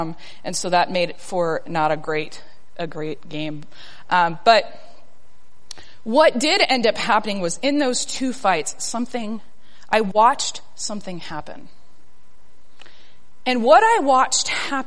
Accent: South Texas, United States; moved away; I am a girl from South Texas

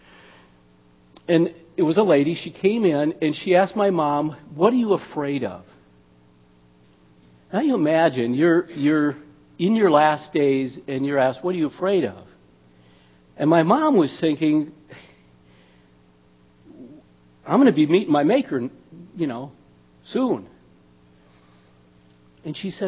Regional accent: Minnesota, United States; I'm from Minnesota

